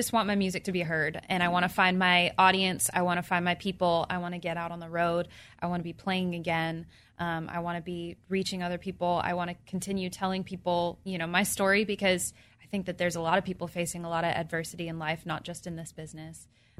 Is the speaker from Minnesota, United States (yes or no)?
no; Orange County, California, United States; moved away as an adult; now in Nashville, United States; I grew up in Orange County.